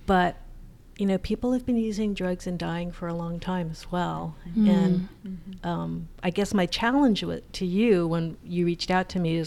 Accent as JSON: {"language": "English", "region": "Hawaii", "country": "United States", "tie": "born or raised there", "moved": "yes", "said": "I'm from Hawaii, and every summer I go home"}